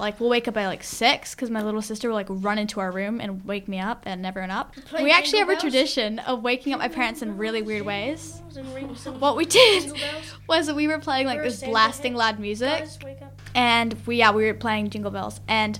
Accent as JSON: {"language": "English", "country": "United States", "said": "because I'm originally from America, so we're kind of used to having a white Christmas."}